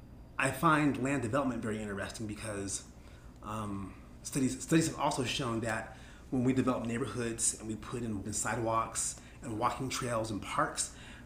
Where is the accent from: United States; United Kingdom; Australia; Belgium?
United States; California; that the real world is not like the neighborhood I grew up in California.